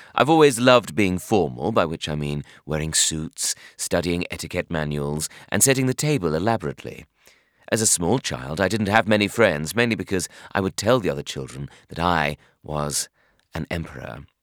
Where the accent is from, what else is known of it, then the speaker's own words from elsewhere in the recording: Bromley, London, United Kingdom; I hated the suburbs, namely my hometown of Bromley, and I was living at home with my parents